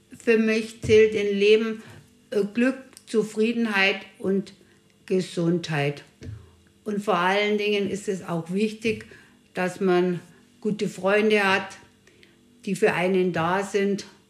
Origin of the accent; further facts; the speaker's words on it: Bavaria, Germany; bin aus Bayern